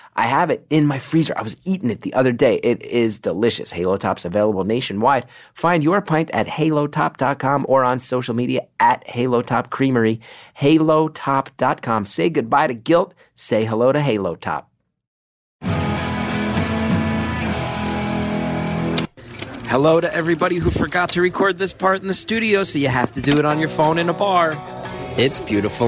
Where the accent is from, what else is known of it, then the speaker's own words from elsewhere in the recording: New York, United States; my New Yorkers, my hometown, my home base, my people